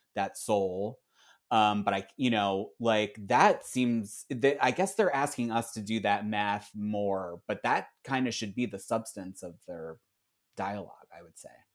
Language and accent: English; Philadelphia, Pennsylvania, United States; I'm from Philly